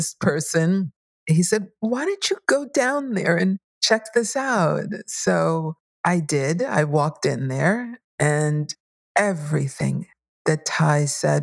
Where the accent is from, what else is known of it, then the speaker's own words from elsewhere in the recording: New York City, New York, United States; Not only did I grow up in New York, but I grew up in Bushwick, Brooklyn